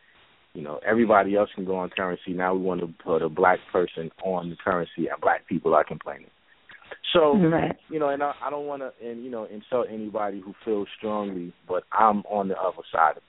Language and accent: English; New Brunswick, New Jersey, United States; born or raised there